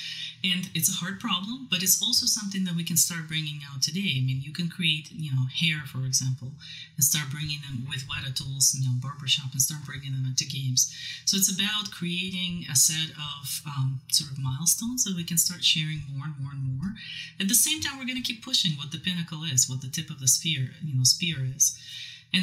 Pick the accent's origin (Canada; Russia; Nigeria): Russia; Siberia, Ural Mountains; moved away; I'm originally from Siberia, Ural Mountains